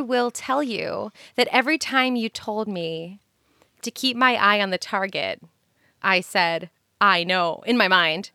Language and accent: English; New York City, New York, United States; I'm from New York City and I am inundated with people all day